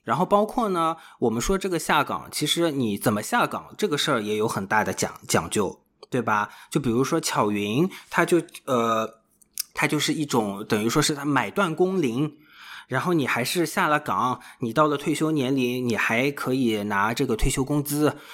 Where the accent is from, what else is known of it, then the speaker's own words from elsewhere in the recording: Shanghai, China; 因为我本身是上海人嘛